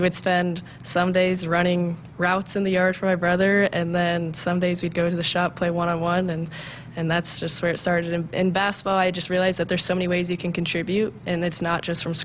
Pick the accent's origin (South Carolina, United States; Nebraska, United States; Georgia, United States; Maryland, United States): Nebraska, United States; Humphrey; I came from Humphrey, Nebraska, a small town